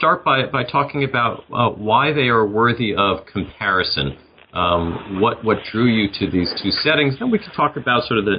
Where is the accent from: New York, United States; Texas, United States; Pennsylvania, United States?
New York, United States; New York City; My hometown of New York City features prominently in much of the book.